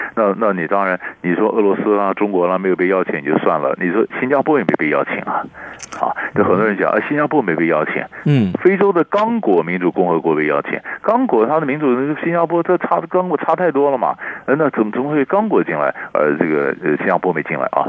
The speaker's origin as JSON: {"language": "Chinese", "country": "Taiwan", "said": "那我们是台湾人"}